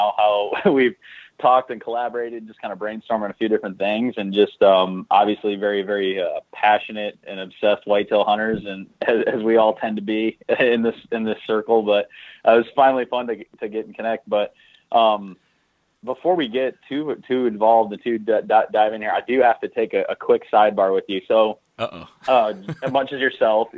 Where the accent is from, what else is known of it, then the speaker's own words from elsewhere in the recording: Southwest Michigan, United States; born and raised in Southwest Michigan. Absolutely love my roots there